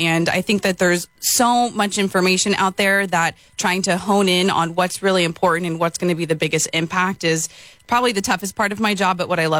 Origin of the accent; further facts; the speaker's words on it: Redwood City, California, United States; moved away as an adult; also born or lived in San Luis Obispo, California; now in Central Coast, California, United States; So I'm originally from the Bay Area. I grew up in Redwood City. I'm the oldest of four, so I still have my family over there.